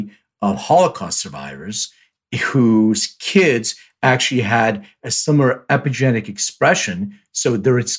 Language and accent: English; Philadelphia, Pennsylvania, United States; I'm from the East Coast too, so I'm from Philly